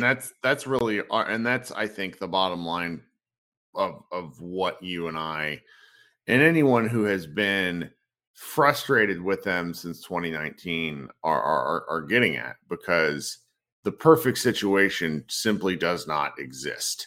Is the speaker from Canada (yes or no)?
no; Virginia, United States; now in Dallas, United States; I was a guy from Virginia